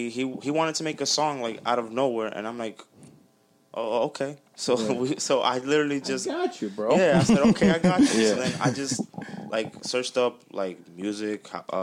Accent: Dominican Republic; I'm Dominican.

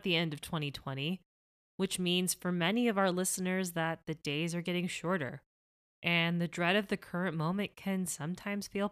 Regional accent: Miami, Florida, United States; moved away as an adult; I grew up in Miami

